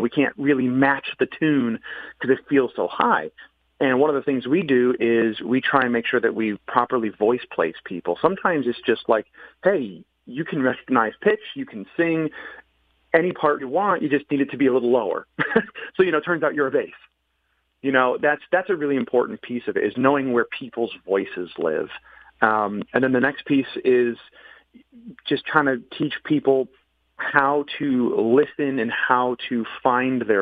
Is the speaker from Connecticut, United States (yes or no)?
yes; Farmington, Connecticut, United States; I'm a Connecticut born and raised native. I was raised in Farmington